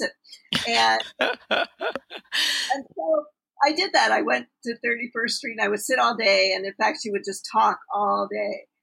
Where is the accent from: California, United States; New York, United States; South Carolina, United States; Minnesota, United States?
New York, United States; New York City; I grew up in New York City